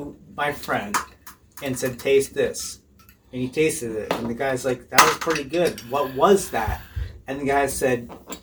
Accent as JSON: {"language": "English", "region": "British Columbia", "country": "Canada", "moved": "yes", "lives_now": "Seattle, United States", "said": "I'm from British Columbia."}